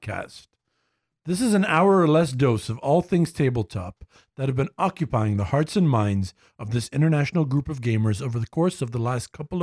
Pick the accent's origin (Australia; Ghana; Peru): Ghana; moved away; my home country